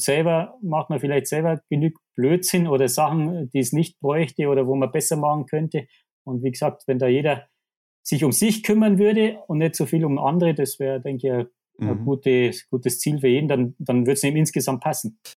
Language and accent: German; Krün, Bavaria, Germany; ich bin aus Grün, äh, heißt der Ort, wie ich, wie ich vorher schon gesagt habe, da bin ich aufgewachsen, da lebe ich.